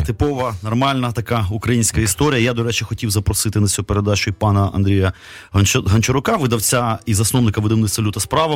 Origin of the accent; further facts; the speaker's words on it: Kyiv, Ukraine; там російською переважно мовою, там бо ми кияни